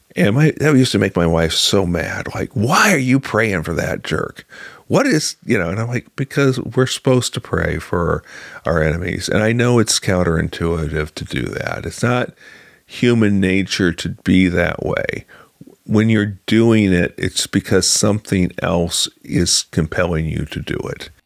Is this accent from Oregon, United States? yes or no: no; Galesburg, Illinois, United States; now in Springfield, United States; my hometown of Galesburg. Uh, I grew up on a farm